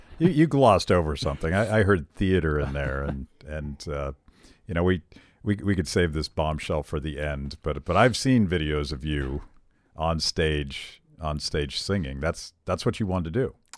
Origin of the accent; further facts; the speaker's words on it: Western Pennsylvania, United States; Western Pennsylvania, sure, where I am from.